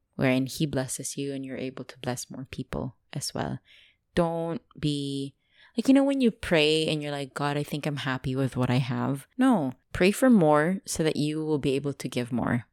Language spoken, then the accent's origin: English; Dubai, United Arab Emirates; English is a second language; I grew up in Dubai.